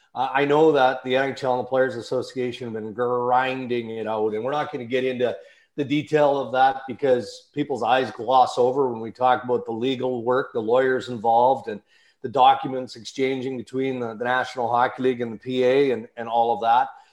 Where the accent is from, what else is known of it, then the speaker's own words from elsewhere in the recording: Saskatchewan, Canada; moved away; also born or lived in Ontario; I grew up in Western Canada, grew up in Saskatchewan, grew up on a farm